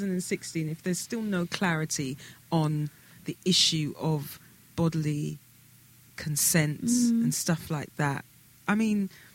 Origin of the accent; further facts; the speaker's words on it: London, United Kingdom; Hi, we're We're from London.